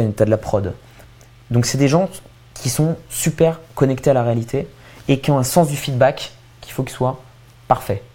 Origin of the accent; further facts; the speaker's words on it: Châtillon, Île-de-France, France; je viens de Châtillon, en banlieue parisienne. Euh, ensuite, euh, j'ai fait des études ultra classiques. Moi, je suis modèle Bourdieu, quoi. Fils de pharmacien, euh, j'ai grandi, tu vois, dans une, dans une banlieue tranquille bourgeoise